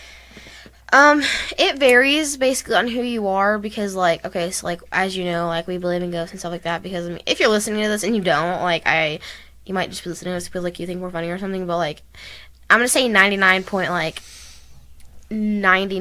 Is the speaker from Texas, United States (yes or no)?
yes; Texas, United States; we're from Texas